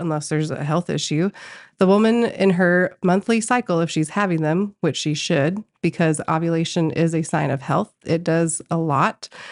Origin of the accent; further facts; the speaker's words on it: Colorado, United States; moved away as an adult; now in Tulsa, United States; I am from Colorado